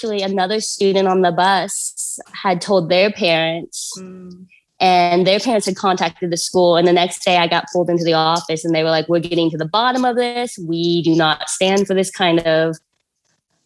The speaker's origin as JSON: {"language": "English", "town": "Dallas", "region": "Texas", "country": "United States", "tie": "born or raised there", "also_born_or_lived": "China", "said": "I grew up in the Dallas area"}